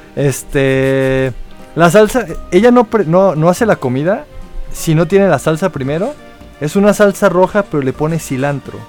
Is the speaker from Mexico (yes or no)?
yes; Mexico